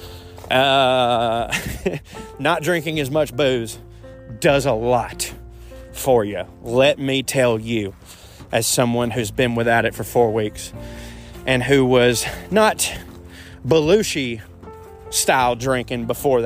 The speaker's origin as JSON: {"language": "English", "region": "the South", "country": "United States", "tie": "born or raised there", "said": "I was raised a man in the South"}